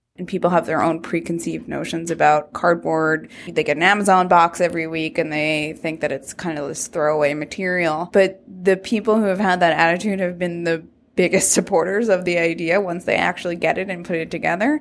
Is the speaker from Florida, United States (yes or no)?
no; New York, United States; So I'm from New York. After college, I moved back to Brooklyn